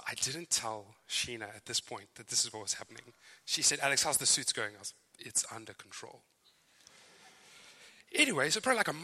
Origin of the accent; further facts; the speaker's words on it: Zimbabwe; accent: Zimbabwean; moved away as an adult; now in Joondalup, Australia; As you can hear, my accent is very clearly Zimbabwean. Some thought South Africa, but you're wrong. So I am from Zimbabwe. I've been in Australia since 2008